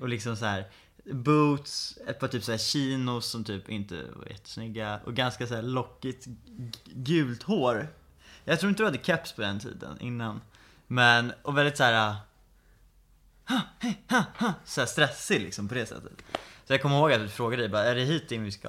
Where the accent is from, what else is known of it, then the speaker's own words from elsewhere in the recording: Stockholm, Stockholm County, Sweden; Flyttade till Skarpnäck, växte upp där